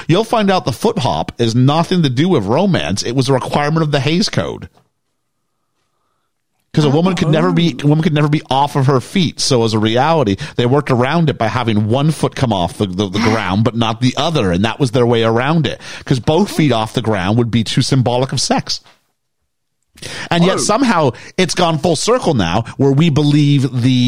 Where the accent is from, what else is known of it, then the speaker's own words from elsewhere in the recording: Canada; I'm from Canada, where like it's snowy